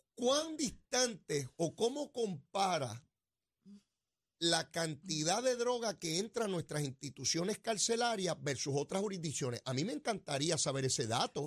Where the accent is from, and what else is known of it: Puerto Rico